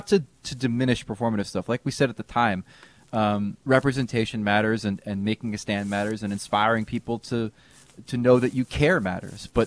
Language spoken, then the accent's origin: English; New Jersey, United States; as a kid growing up in Jersey during the 1980s